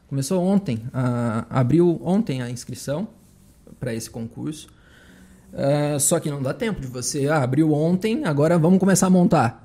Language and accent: Portuguese; Limeira, São Paulo, Brazil; moved away as an adult; also born or lived in São João da Boa Vista / Santa Catarina; Eu sou de Limeira. Morava em São João da Boa Vista aqui